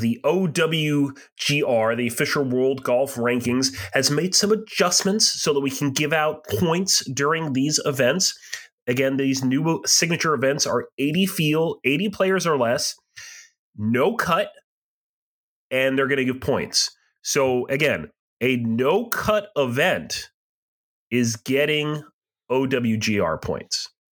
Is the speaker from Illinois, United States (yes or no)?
no; southern New Hampshire, United States; I grew up just north of you in southern New Hampshire.